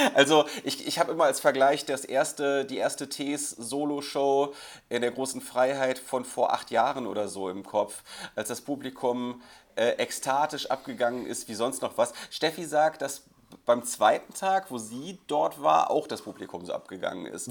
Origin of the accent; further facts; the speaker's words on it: Krefeld, North Rhine-Westphalia, Germany; meiner Heimatstadt Krefeld